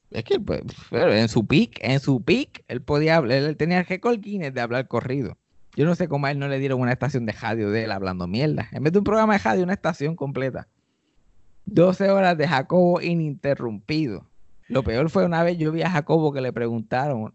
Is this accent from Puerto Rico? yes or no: yes; Puerto Rico